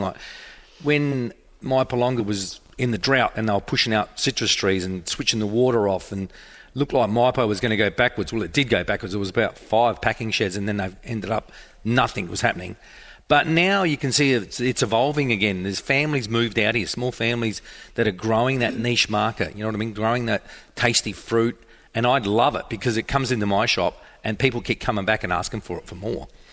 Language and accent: English; Murray Bridge, South Australia, Australia; I'm born and bred in Murray Bridge